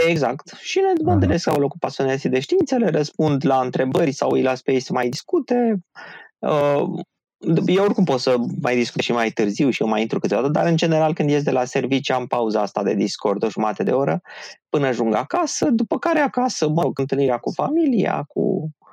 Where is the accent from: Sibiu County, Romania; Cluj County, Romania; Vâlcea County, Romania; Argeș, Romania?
Vâlcea County, Romania; Râmnicu Vâlcea; la Râmnicu Vâlcea, de unde sunt eu